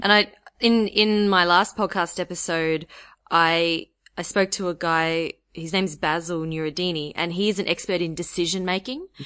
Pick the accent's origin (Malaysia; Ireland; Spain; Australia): Australia; my being Australian